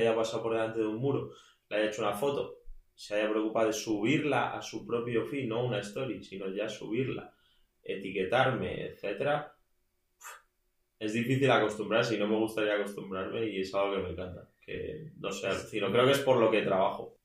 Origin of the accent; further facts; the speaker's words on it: Madrid, Community of Madrid, Spain; also born or lived in A Coruña / Burgos; vengo de Madrid, aunque en todas mis biografías pone que nací en La Coruña, que es cierto